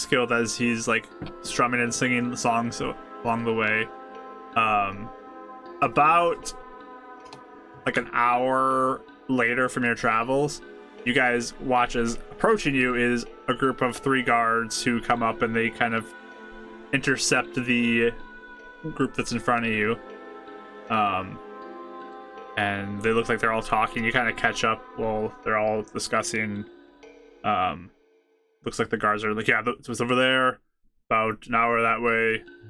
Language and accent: English; Northport, United States; I mean, growing up in Northport, it kind of was always something I was doing. That city is known for music.